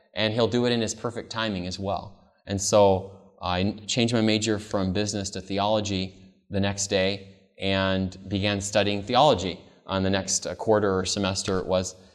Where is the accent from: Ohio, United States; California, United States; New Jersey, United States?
California, United States; Modesto; I grew up actually in Modesto, California, and I was born in nineteen eighty-seven